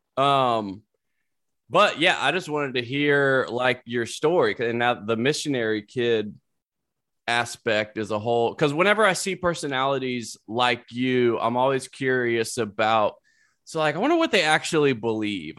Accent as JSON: {"language": "English", "region": "South Carolina", "country": "United States", "also_born_or_lived": "Louisiana", "moved": "yes", "said": "I'm from there."}